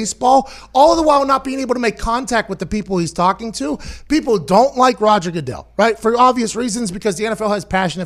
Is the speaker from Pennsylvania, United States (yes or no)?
yes; Pittsburgh, Pennsylvania, United States; I grew up in Pittsburgh